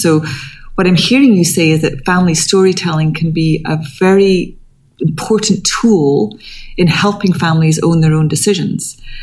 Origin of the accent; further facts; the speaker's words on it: Scotland, United Kingdom; moved away; I come from Scotland. My family are all in Scotland